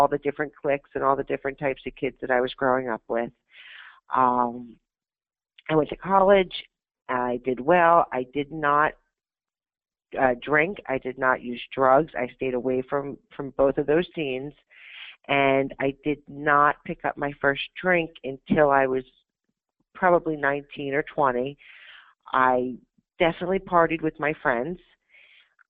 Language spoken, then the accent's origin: English; Pennsylvania, United States; also born or lived in Florida; when I was about a year old, my mother divorced my biological father to move to Pennsylvania to be with her parents